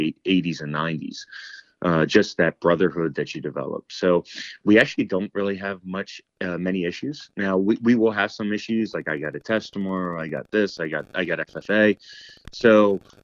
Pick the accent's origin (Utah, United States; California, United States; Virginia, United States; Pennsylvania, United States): Pennsylvania, United States; Annville; growing up in Annville